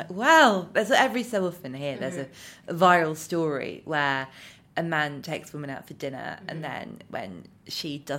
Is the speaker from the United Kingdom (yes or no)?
yes; United Kingdom; as a British person